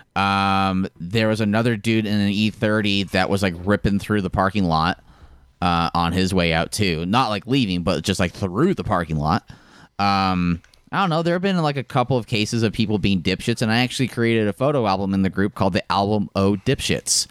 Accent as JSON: {"language": "English", "town": "Park City", "region": "Utah", "country": "United States", "said": "I also say I'm from Park City a lot"}